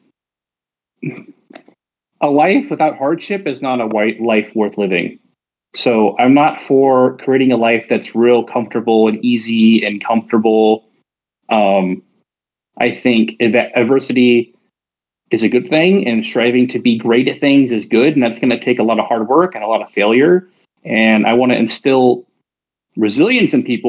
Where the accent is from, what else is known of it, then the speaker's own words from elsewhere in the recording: Arizona, United States; I'm 33. I'm from Arizona, the United States.